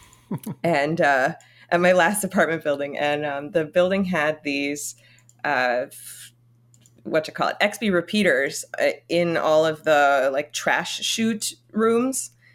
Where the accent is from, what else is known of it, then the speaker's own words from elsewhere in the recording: Connecticut, United States; also born or lived in Florida; now in New York, United States; parents moved when I was eight months old to Connecticut, so I was raised primarily